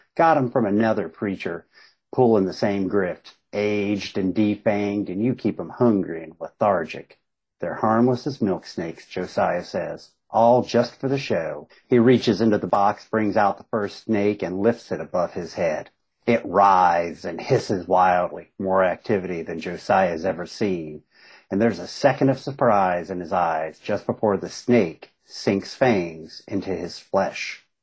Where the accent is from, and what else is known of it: Southern West Virginia, Eastern Kentucky, United States; born or raised there